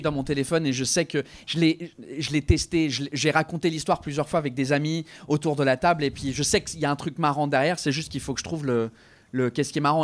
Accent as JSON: {"language": "French", "region": "England", "country": "United Kingdom", "also_born_or_lived": "Quebec", "second_language": "French", "moved": "yes", "lives_now": "France", "said": "je suis anglais mais je parle bien français"}